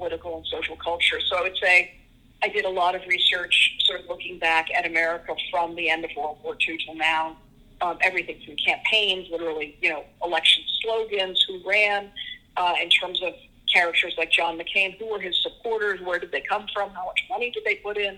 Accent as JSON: {"language": "English", "town": "Washington", "region": "District of Columbia", "country": "United States", "tie": "born or raised there", "moved": "yes", "said": "I grew up in Washington, D.C."}